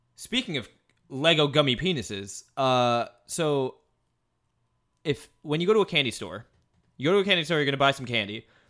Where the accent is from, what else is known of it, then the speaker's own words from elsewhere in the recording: Midwest, United States; moved away; I'm from the Midwest.